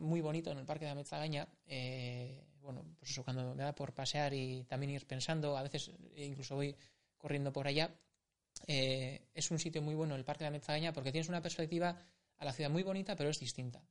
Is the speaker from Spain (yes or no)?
yes; San Sebastián, Basque Country, Spain; yo soy de Urgul, tengo que admitirlo. Mm. He nacido a las faldas de Urgul, he crecido, he crecido por Urgul